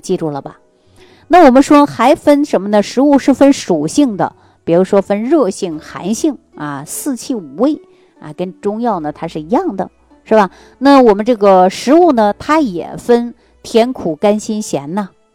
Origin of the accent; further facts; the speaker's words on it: Northeast China, China; 尤其我们老家就是东北地区的人